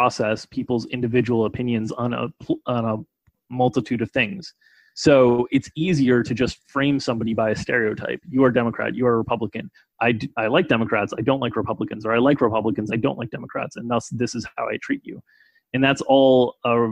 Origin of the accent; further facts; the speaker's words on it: United States; I was born in the United States to a well-off family